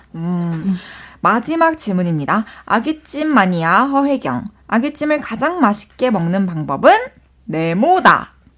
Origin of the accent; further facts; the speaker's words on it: Changwon, South Gyeongsang, South Korea; 저도 마산 사람이어가지고 어. 아구찜 어렸을 때 진짜 많이 먹으면서 자랐거든요.